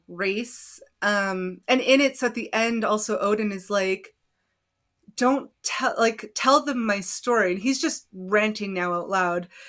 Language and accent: English; Canada; I'm Canadian